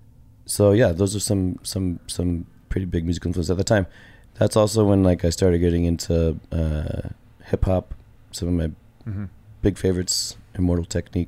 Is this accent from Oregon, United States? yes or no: yes; Portland, Oregon, United States; I grew up in just outside of Portland, Oregon.